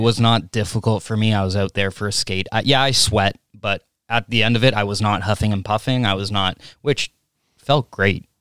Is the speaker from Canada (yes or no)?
yes; Canada